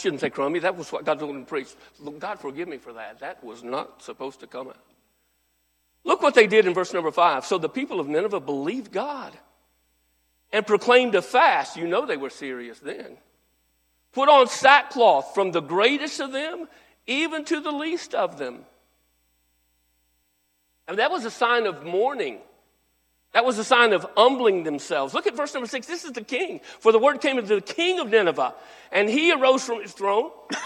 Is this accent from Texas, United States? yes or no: yes; North Texas, United States; I was raised in North Texas